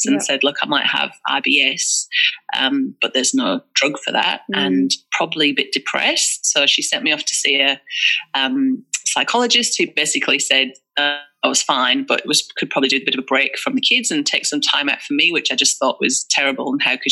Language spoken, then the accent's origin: English; England, United Kingdom; moved away as an adult; now in Australia; And you can probably tell from my accent, I'm not from Australia. I'm from England.